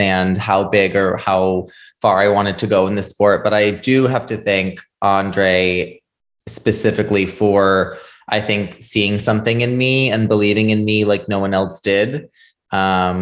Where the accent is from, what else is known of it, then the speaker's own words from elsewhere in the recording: Shelburne, Vermont, United States; I was born and raised in Shelburne, Vermont